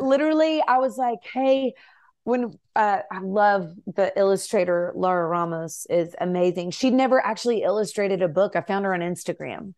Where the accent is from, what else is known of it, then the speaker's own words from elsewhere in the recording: Nashville, Tennessee, United States; I grew up in Nashville